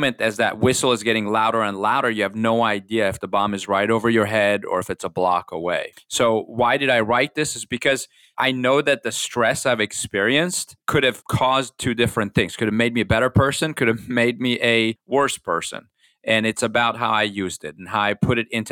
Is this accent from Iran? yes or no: yes; Iran; now in United States; I grew up in Iran during the revolution